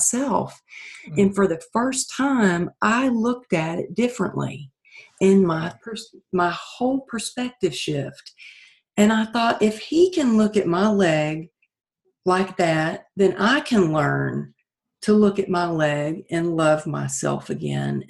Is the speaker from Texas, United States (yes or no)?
yes; Texas, United States; now in California, United States; growing up in Texas